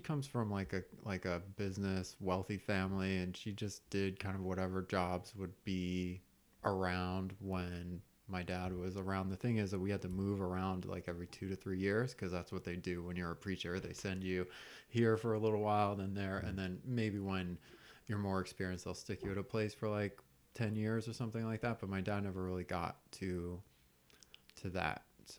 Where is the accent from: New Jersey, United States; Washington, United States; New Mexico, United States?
New Mexico, United States; also born or lived in Texas; Yeah, I grew up in the Southwest in New Mexico and Texas, but both my parents are Yankees.